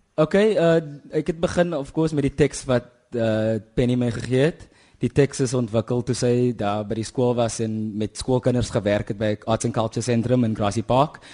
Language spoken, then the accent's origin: Afrikaans; Kuils River, Western Cape, South Africa; also born or lived in Kraaifontein; my my ouers is van die Noord-Kaap, Kimberley en Hope Town se wêreld en ek het in Kuilsrivier groot geword